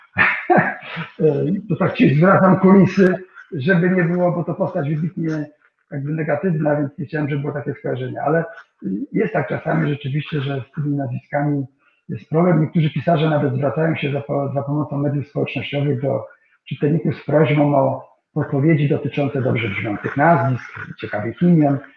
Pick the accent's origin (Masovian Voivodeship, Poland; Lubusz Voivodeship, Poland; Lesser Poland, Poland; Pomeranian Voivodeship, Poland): Pomeranian Voivodeship, Poland; Kwidzyn; moved away; mojego rodzinnego miasta